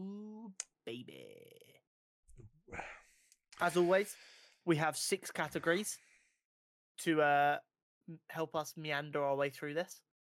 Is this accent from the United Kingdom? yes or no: yes; United Kingdom; born there; Harry Potter, with us being two British-born kids, literally born perfectly for the Harry Potter franchise.